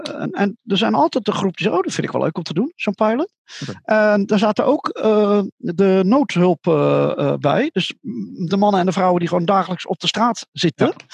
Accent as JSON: {"language": "Dutch", "country": "Netherlands", "said": "Ik vertelde dat ik uit Holland kwam"}